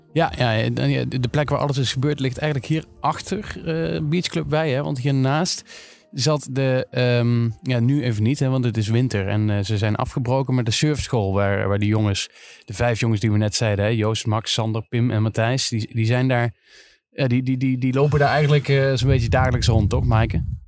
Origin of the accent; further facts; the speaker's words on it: Limburg, Netherlands; now in Amsterdam, Netherlands; Nu kom ik zelf uit Limburg.